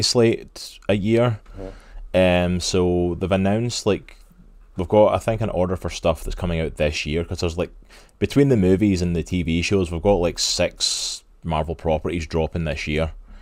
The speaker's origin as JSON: {"language": "English", "region": "Scotland", "country": "United Kingdom", "said": "I'm Scottish"}